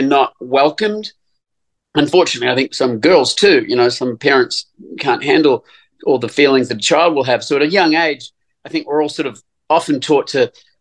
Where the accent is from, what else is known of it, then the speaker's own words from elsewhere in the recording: New Zealand; I grew up in New Zealand